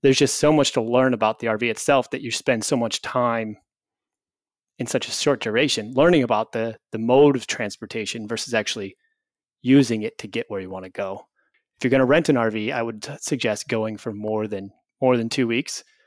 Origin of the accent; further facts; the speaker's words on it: Illinois, United States; moved away; I grew up in Illinois